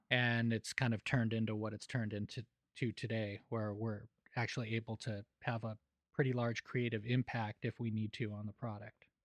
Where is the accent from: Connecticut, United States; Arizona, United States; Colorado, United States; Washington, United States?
Colorado, United States; Denver; moved away as an adult; also born or lived in Los Angeles; now in Nashville, United States; growing up in Denver